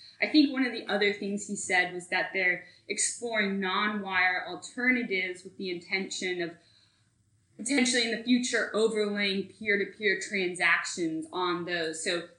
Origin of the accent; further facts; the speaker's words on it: Dallas, Texas, United States; I'm from Dallas.